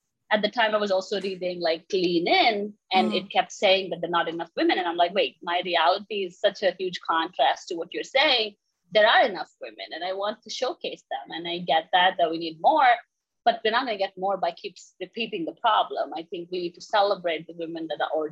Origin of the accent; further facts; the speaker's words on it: India; moved away as an adult; now in United States; I grew up in India